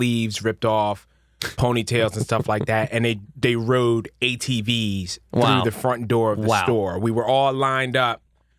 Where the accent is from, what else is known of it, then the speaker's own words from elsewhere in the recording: Philadelphia, Pennsylvania, United States; I'm from Philly.